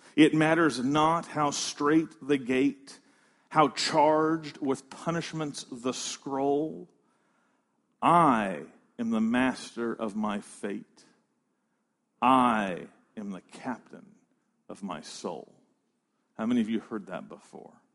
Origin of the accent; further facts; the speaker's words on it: United States; We're American.